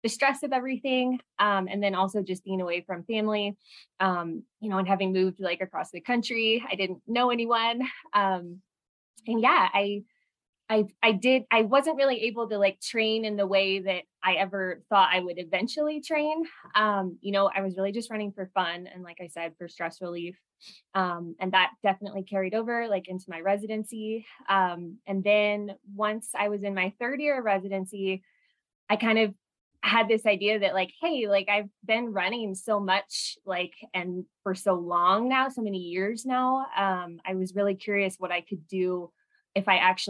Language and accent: English; San Diego, California, United States; moved away as an adult; also born or lived in Detroit; I am originally from San Diego, California.